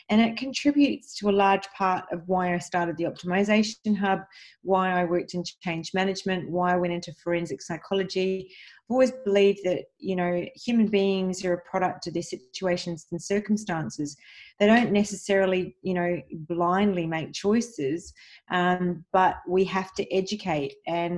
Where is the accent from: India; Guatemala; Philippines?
India; Mumbai, Maharashtra; born there; And so my father actually, I was born in Mumbai, India, and I'm Maltese and Italian of origin, and I'm very proud of my heritage